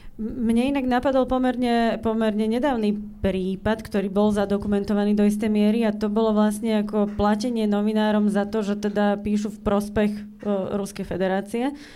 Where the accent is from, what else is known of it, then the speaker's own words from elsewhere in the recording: eastern Slovakia, Slovakia; ja pochádzam z východného Slovenska a ja mám odmala vlastne v ušiach takéto východňarské nedalobiše